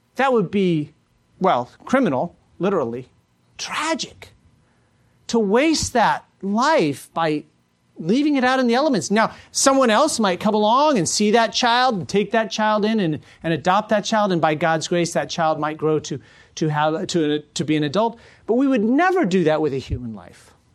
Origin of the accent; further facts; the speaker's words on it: United States; as American Christians